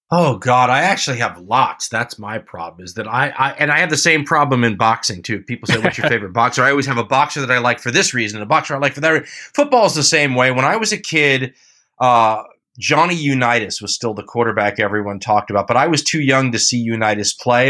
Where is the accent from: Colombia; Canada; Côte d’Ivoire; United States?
United States; Los Angeles, California; growing up in Los Angeles